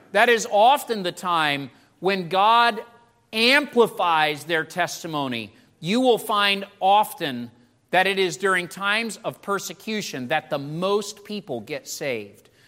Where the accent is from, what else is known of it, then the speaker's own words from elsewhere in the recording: United States; you and I as American Christians